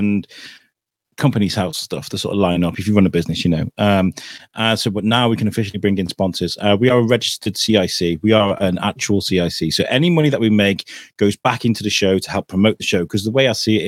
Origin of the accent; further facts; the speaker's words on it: Wrexham, Wales, United Kingdom; now in Shrewsbury, United Kingdom; I grew up in Wrexham